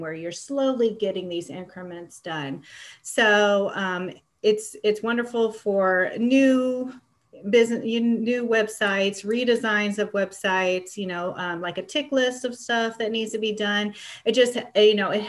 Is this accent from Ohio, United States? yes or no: yes; Ohio, United States; moved away as an adult; also born or lived in California; I grew up in Ohio